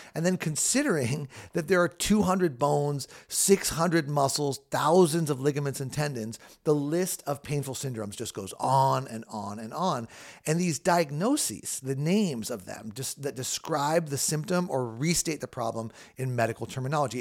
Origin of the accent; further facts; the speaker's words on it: Southern California, United States; I grew up in Southern California